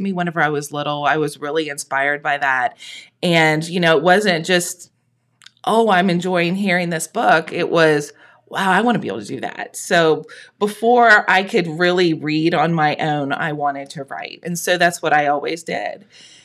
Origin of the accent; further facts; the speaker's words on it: Thurman, Ohio, United States; also born or lived in Jackson, Ohio; I grew up in Thurman on a tiny little farm on a little road that nobody's ever heard of.